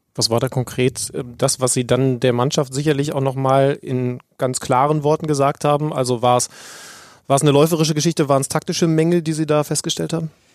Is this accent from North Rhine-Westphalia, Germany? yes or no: no; Wolfsburg area, Lower Saxony, Germany; Ich bin in der Gegend aufgewachsen